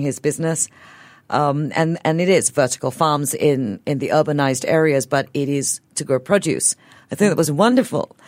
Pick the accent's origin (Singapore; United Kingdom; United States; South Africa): Singapore; As a Singaporean